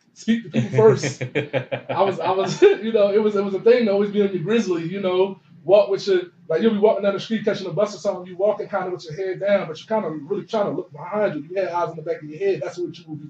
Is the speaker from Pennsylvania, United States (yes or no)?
yes; Philadelphia, Pennsylvania, United States; growing up, out 31st and Tasker